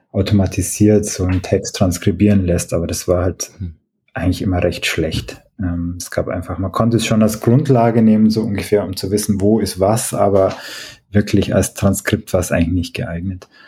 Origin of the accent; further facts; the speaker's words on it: Oberstdorf, Bavaria, Germany; Ich bin aus Oberstdorf im, im Oberallgäu und ich habe da viele Aufnahmen so zur Ortsgeschichte und die sind natürlich im Dialekt die meisten